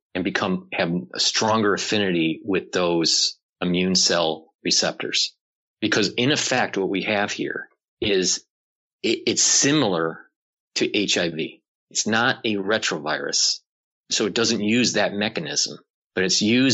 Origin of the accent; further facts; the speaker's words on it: Detroit, Michigan, United States; I was born and raised in Detroit